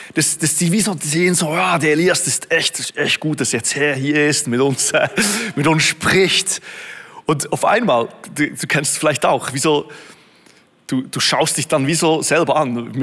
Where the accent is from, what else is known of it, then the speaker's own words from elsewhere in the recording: Switzerland; In Beatenberg, Berner Oberland, etwa so eine Stunde von wo ich aufgewachsen bin